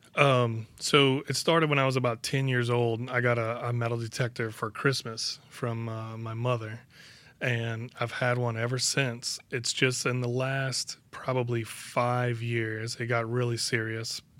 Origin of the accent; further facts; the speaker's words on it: Bayou Lafourche, Louisiana, United States; I've lived on the bayou most of my life. I moved away for four years and then I moved